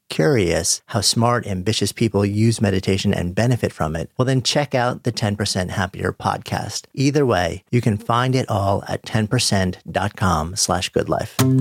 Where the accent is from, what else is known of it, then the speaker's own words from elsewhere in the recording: United States; I grew up just outside of New York City